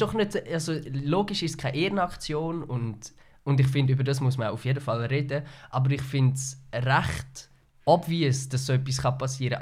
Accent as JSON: {"language": "German", "country": "Switzerland", "said": "als Schweizer"}